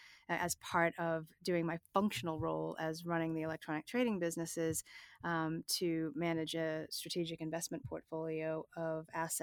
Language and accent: English; Boston, Massachusetts, United States; But I grew up in the Boston area. I went to university there. I went to Suffolk University.